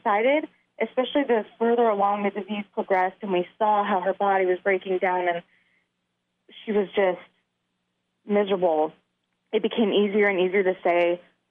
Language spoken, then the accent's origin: English; California, United States; moved away; She went to my home state of California